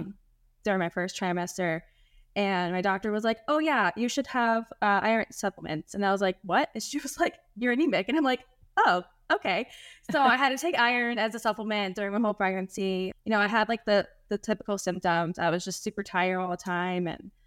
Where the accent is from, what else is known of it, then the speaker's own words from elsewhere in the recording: Connecticut, United States; moved away as an adult; now in Hawaii, United States; We're originally from Connecticut. So we live in Hawaii right now.